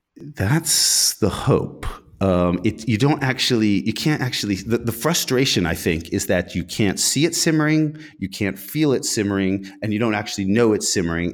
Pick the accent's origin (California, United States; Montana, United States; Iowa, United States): Montana, United States; Bozeman; who also lives in my hometown of Bozeman, Montana